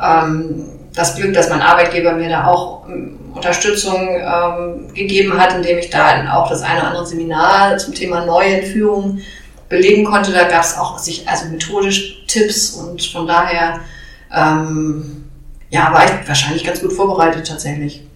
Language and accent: German; Hamburg, Germany; Ich komme allerdings ursprünglich auch aus Hamburg, habe hier studiert